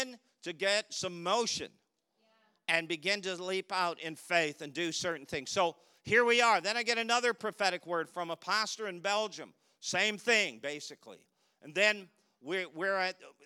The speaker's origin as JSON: {"language": "English", "country": "Canada", "said": "we're from Canada"}